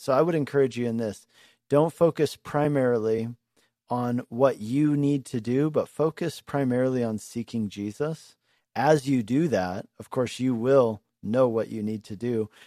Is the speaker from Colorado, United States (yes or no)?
yes; Lakewood, Colorado, United States; I actually went to school there when I was a kid. I grew up in Lakewood.